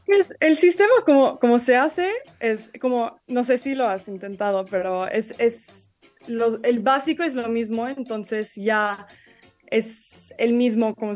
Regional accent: Italy; also born or lived in London, United Kingdom; yo crecí en Italia y, y Londres y, y, tengo mucha influencia mexicana y tengo mi familia ahí

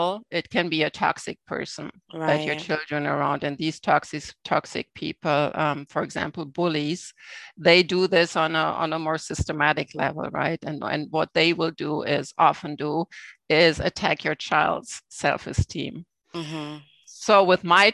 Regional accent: Germany; now in Canada; I grew up in Germany in a small town

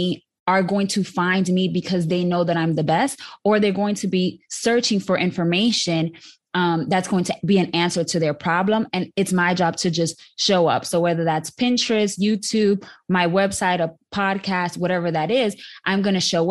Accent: New York City, New York, United States; now in Dallas, United States; I was born and raised in the South Bronx, proudly. And now I live in Dallas, Texas

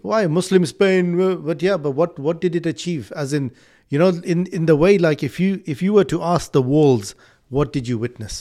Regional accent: Malawi; now in United Kingdom; I was born in Malawi, but I'm here, and I, I completely take this as my country. I live here.

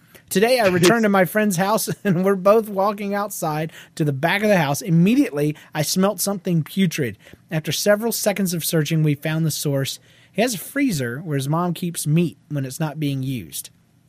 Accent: Australia; Well, I'm from Australia, like Aussie Jeff. I hear that we're a lot like Canadians, except we do the whole milk thing.

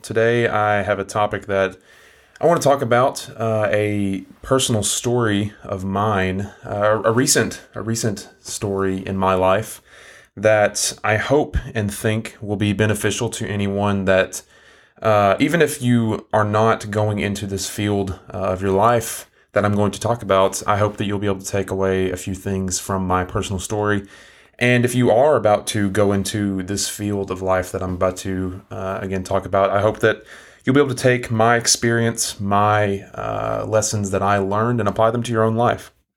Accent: Englewood, Tennessee, United States; moved away as an adult; now in Chattanooga, United States; Where I'm from, my hometown, is a really small town in East Tennessee.

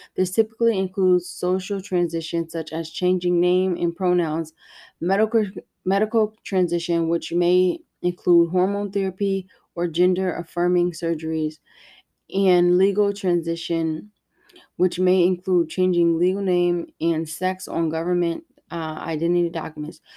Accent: United States; I am that American

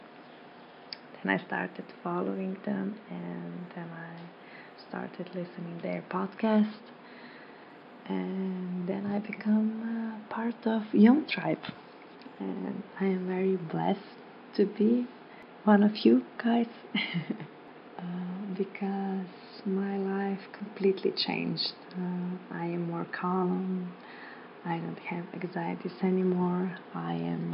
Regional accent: Slovenia; I am from Slovenia

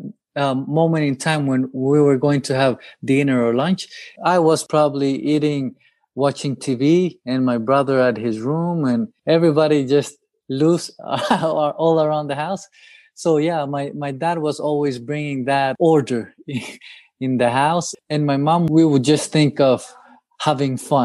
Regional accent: El Salvador; moved away as an adult; also born or lived in Japan / Arlington, Texas; growing up in El Salvador

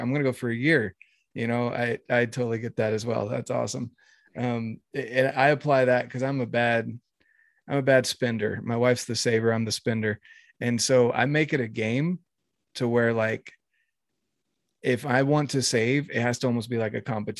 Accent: North Carolina, United States; I grew up in North Carolina

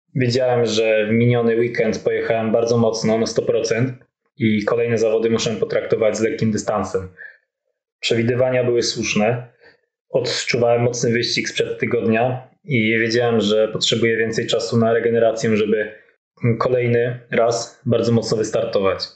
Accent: Podhale, Lesser Poland, Poland; pochodzę z małej wioski na Podhalu

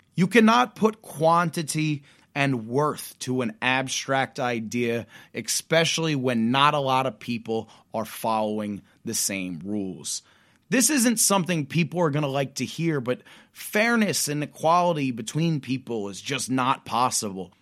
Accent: Pennsylvania, United States; My home state of Pennsylvania

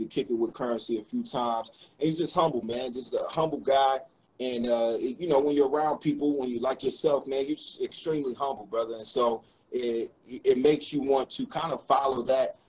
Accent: North Carolina, United States; we're both from North Carolina

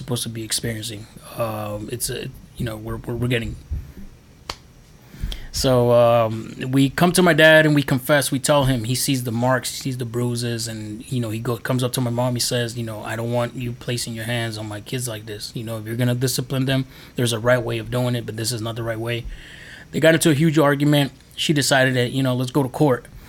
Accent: New York City, New York, United States; now in Maryland, United States; I was born in New York, actually, Queens. If you don't know, I was born in Flushing, Queens

